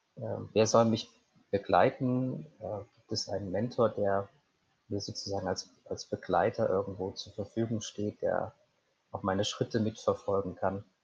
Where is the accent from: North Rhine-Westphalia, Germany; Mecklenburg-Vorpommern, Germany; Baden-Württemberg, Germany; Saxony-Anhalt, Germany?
North Rhine-Westphalia, Germany; Cologne; moved away as an adult; also born or lived in Swabia / Trier / Portugal; now in Munich, Germany; vielleicht begonnen in, in Schwabenländle, bin aufgewachsen in Köln